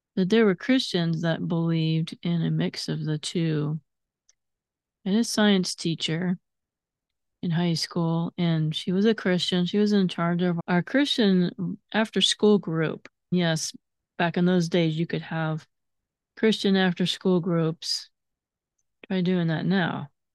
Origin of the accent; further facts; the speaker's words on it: United States; I'm a very proud of being an American